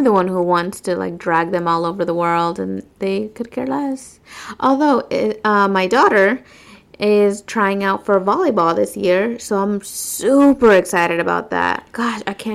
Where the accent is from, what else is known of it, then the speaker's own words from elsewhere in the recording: west coast of Florida, United States; moved away as an adult; now in east coast of Florida, United States; I took them to my hometown